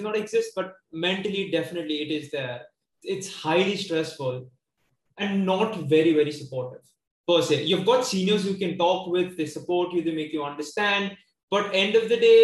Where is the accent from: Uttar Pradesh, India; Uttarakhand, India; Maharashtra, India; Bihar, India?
Maharashtra, India; Mumbai; I was born and brought up in South Bombay.